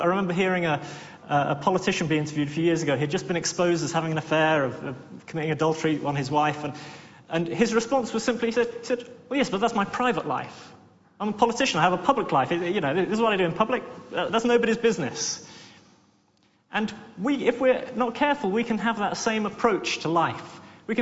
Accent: Worthing, South East England, United Kingdom; I come from Worthing, which is a seaside town.

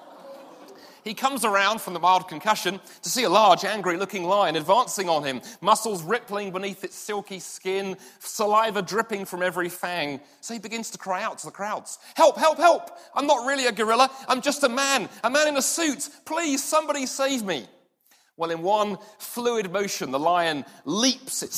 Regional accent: London, United Kingdom; moved away; I grew up in London, and the part of London I grew up

